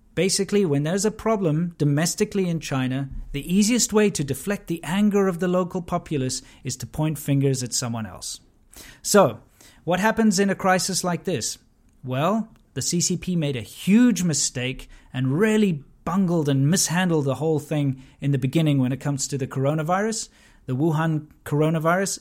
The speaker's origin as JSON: {"language": "English", "country": "South Africa", "tie": "born or raised there", "said": "I grew up in South Africa during the abolishment of apartheid"}